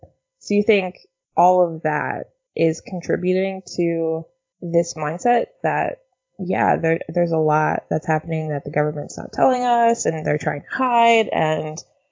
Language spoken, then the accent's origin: English; United States; we're both American for if anyone's listening to this.